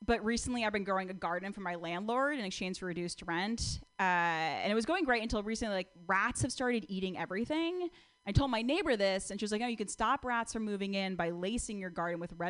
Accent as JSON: {"language": "English", "region": "Connecticut", "country": "United States", "moved": "yes", "lives_now": "California, United States", "said": "I'm from Connecticut"}